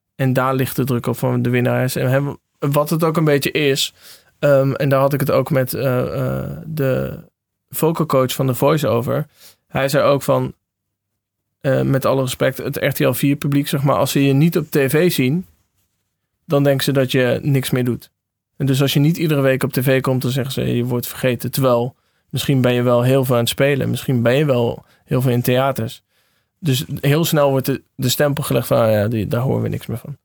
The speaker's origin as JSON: {"language": "Dutch", "town": "Veulen", "region": "Limburg", "country": "Netherlands", "tie": "born or raised there", "moved": "as an adult", "lives_now": "Amsterdam, Netherlands"}